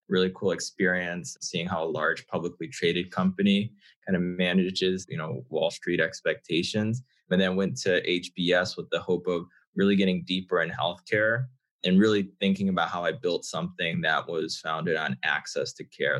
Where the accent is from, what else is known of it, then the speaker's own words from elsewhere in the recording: Connecticut, United States; I'm originally from Connecticut, have a father from Ghana, uh, mother from Barbados